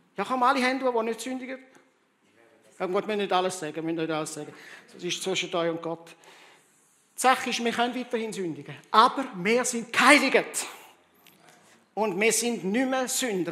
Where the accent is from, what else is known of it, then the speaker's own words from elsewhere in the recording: Rwanda; moved away; ich bin in Zentralafrika in Ruanda aufgewachsen